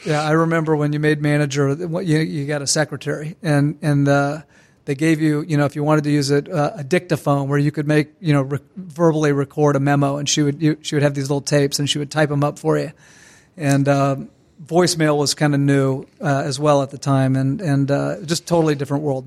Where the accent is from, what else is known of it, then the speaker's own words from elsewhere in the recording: Ormond Beach, Florida, United States; grew up in Ormond Beach, which is just next to Daytona Beach